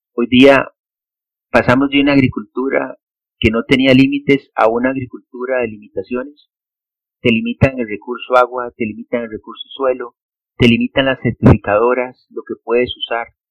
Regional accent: Costa Rica; soy costarricense, ingeniero agrónomo

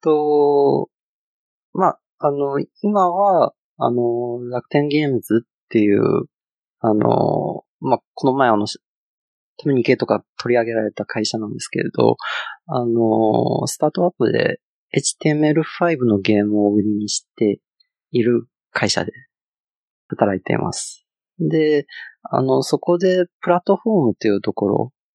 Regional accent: China; Japanese is a second language; moved away as an adult; now in Japan; 中国から来たって言うんですけれど、実際あの、中国であの、仕事した経験がなくて、あの、大学卒業して、あの、新卒で、あの、日本に来たっていう感じで。

